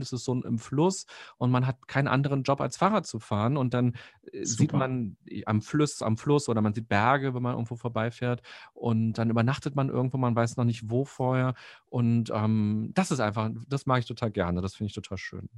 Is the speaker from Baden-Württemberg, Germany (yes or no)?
no; Berlin, Germany; als Berliner